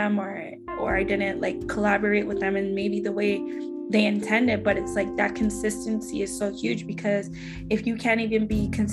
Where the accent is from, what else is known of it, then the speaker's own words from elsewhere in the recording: Scarborough, Ontario, Canada; I'm from Scarborough, Ontario, and where I came from